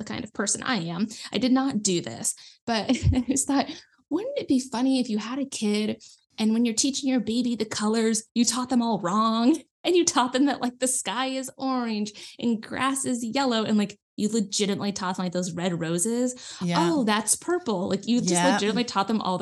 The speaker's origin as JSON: {"language": "English", "region": "Nebraska", "country": "United States", "said": "I'm from the US, if you hadn't noticed by my accent. I'm from like Nebraska, which is right in the middle, real small town, like rural farms everywhere"}